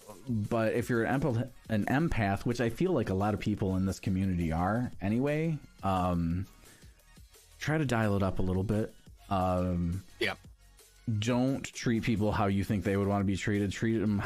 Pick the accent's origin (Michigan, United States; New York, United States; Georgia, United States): Michigan, United States; moved away; I grew up in Michigan